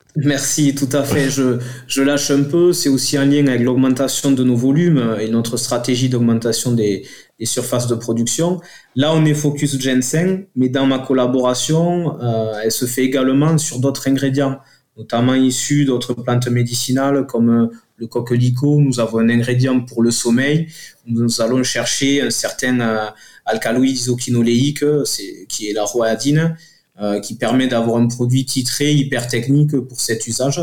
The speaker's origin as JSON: {"language": "French", "area": "south of Toulouse", "region": "Occitania", "country": "France", "accent": "southern", "said": "on est au sud de Toulouse, ça s'entend avec mon accent"}